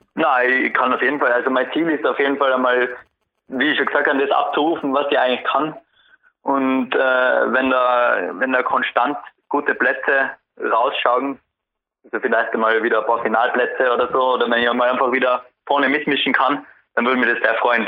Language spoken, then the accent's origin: German; Tyrol, Austria; bei uns in Tirol